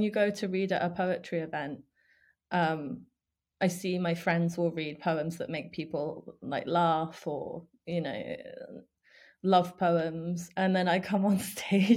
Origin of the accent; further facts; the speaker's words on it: Spain; moved away; also born or lived in Ukraine / United Kingdom; I grew up in Spain. I lived there for 10 years